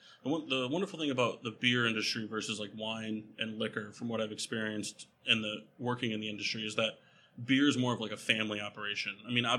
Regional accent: Middletown, Connecticut, United States; I'm from Middletown originally

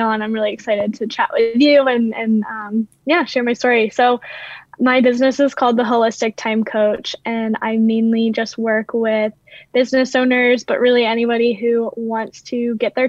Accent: Maryland, United States; moved away as an adult; also born or lived in Louisiana; I actually grew up in Maryland, but I went to school in Louisiana, and I lived in Louisiana for years

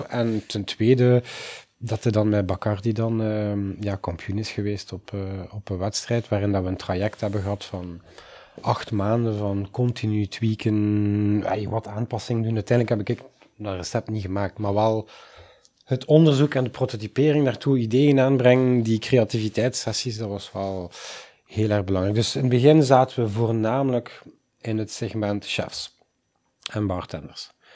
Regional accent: Oosterzele, Flanders, Belgium; ik kom uit Oosterzelen

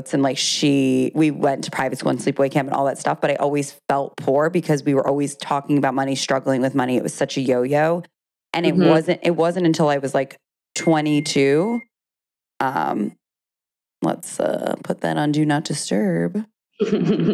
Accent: New York City, New York, United States; I grew up on the Upper East Side of Manhattan

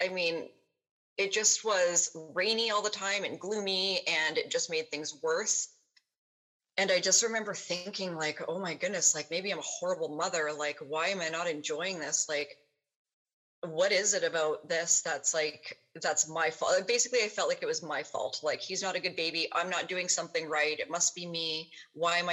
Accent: Kelowna, British Columbia, Canada; I ended up moving back to my hometown, which is here, Kelowna, BC

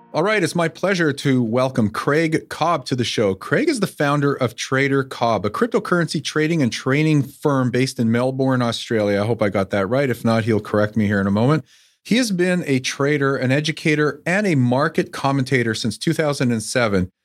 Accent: Canada; the Canadian me

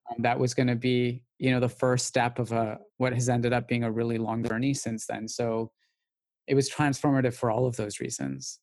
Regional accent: Calgary, Alberta, Canada; moved away as an adult; now in London, United Kingdom; I grew up in Calgary

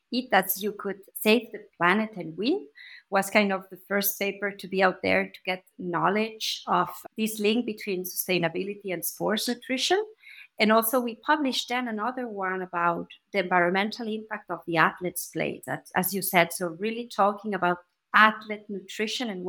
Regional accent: Andorra; moved away as an adult; now in Zurich, Switzerland; I am originally from Andorra

